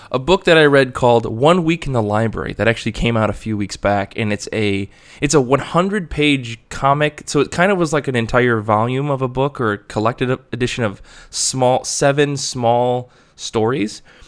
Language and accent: English; Michigan, United States; I'm obsessed with my home state